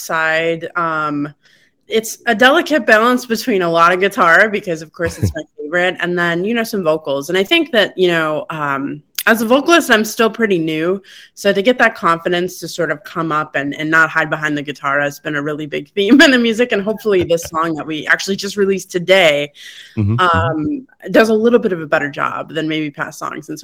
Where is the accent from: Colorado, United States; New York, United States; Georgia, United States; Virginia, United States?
New York, United States; Syracuse; moved away; I'm so proud to be from Syracuse